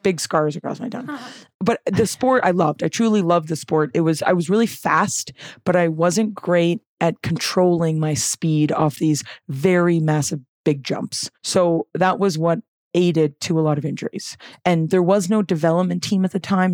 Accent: West Vancouver, British Columbia, Canada; I'm from Vancouver. I'm from the North Shore of okay. Vancouver. West Vancouver. Born and raised

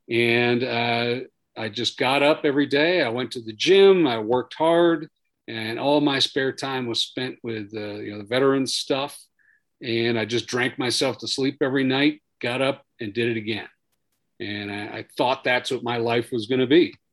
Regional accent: New York, United States; born there; So I was born on Long Island, way out on Long Island, New York, back in 1970.

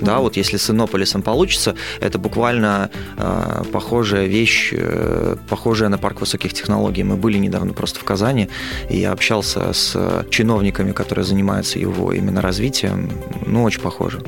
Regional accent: Belarus; в Беларуси я, как и белорусы, люблю страну свою

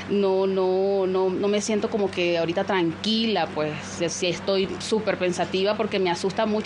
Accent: Bolívar, Venezuela; moved away as an adult; now in Quito, Ecuador; Como venezolana, como migrante

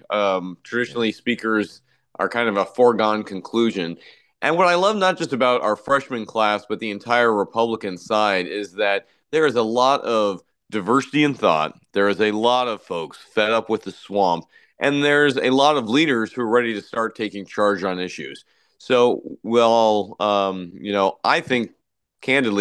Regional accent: Iowa, United States; my home state of Iowa

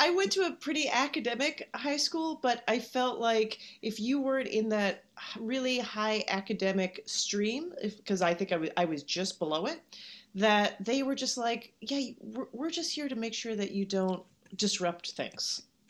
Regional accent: Canada; now in United States; I do. You know, I think this is a common thing that you would even identify more from where you came from once you are somewhere else.

